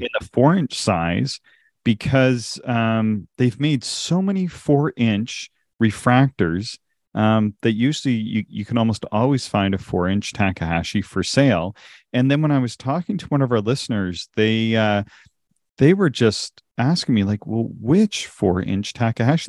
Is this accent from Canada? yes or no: yes; Canada; accent: Canadian; my Canadian accent